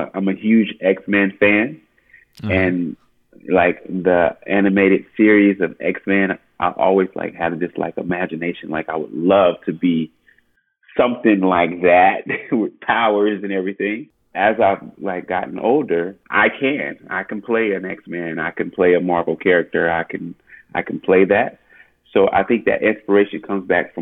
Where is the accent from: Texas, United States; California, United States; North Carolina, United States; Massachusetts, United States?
California, United States; Oakland; I'm from Oakland.